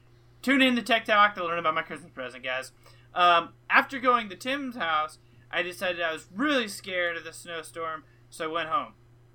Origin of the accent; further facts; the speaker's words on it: Alaska, United States; moved away; So I was born in Alaska.